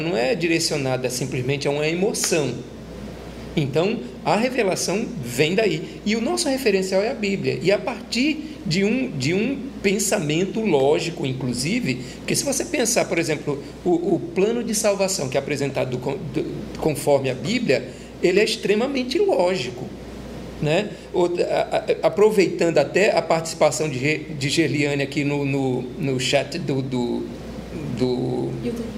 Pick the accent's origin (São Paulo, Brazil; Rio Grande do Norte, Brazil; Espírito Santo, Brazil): Rio Grande do Norte, Brazil; Natal; eu sou natalense